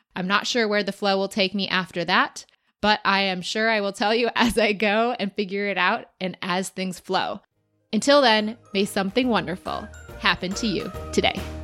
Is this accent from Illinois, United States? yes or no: yes; Chicago, Illinois, United States; I am from Chicago